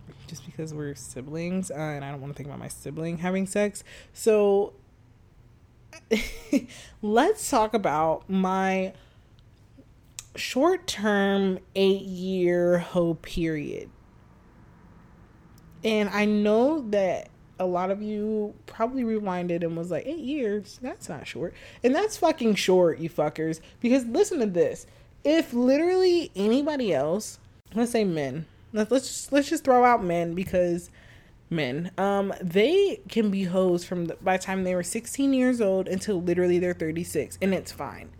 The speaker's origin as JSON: {"language": "English", "town": "Chicago", "region": "Illinois", "country": "United States", "tie": "born or raised there", "said": "I was from Chicago"}